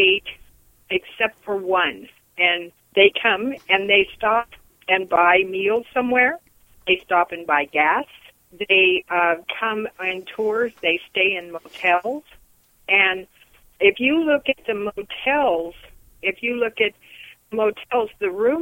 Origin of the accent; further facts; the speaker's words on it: Eugene, Oregon, United States; now in Albany, United States; I was born in Eugene. I have been around here all my life in different parts.